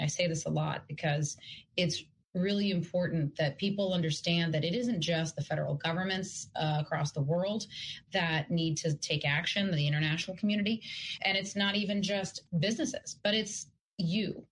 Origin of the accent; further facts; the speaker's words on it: Yaroslavl, Yaroslavl Oblast, Russia; moved away; And yes, I am originally from Russia, from Yaroslavl.